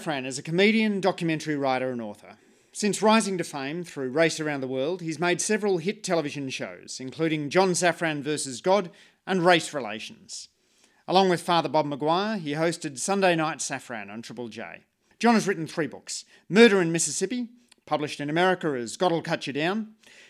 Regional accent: Sydney, New South Wales, Australia; I grew up in Sydney

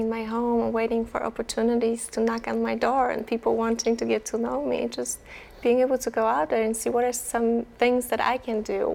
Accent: Poland; I am from Poland

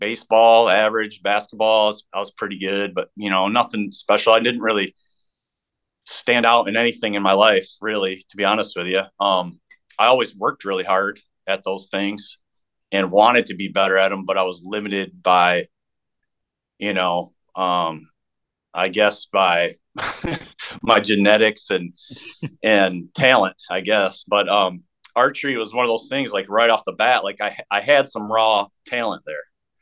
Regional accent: Jackson, Michigan, United States; we have a really big, bow shop in my hometown, or my old hometown of Jackson, Michigan

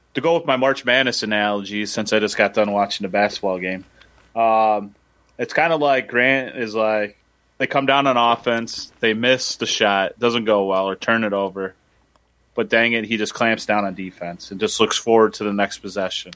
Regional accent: Midwest, United States; I'm a Midwesterner

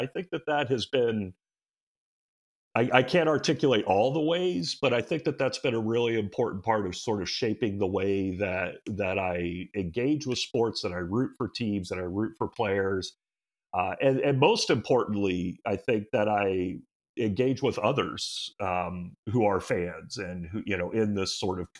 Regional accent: Hawaii, United States; that's how I became a Cleveland sports fan as a kid growing up in Hawaii

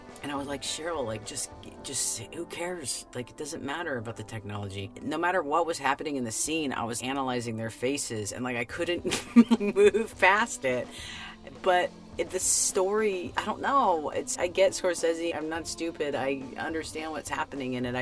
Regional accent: Florida, United States; growing up in Florida in the 90s.

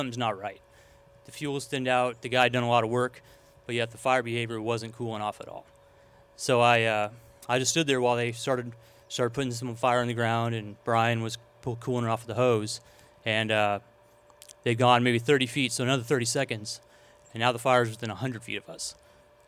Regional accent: Old Shasta, California, United States; I'm from Old Shasta, so it was difficult to see my my hometown being destroyed pretty much piece by piece

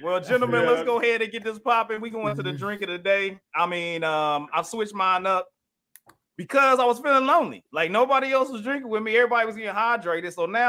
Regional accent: Ohio, United States; also born or lived in Indiana; No, I was born in Indiana and lived in Ohio for up until I graduated.

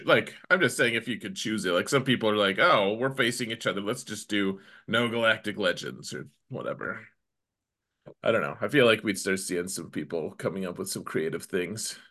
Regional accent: United States; an American

